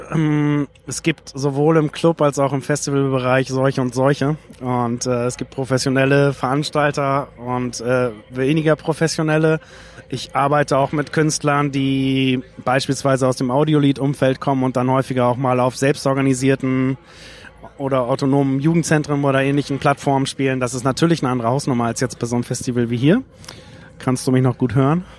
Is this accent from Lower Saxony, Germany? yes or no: yes; Lüneburg, Lower Saxony, Germany; 1990 in meiner Heimatstadt Lüneburg auf dem Flugplatz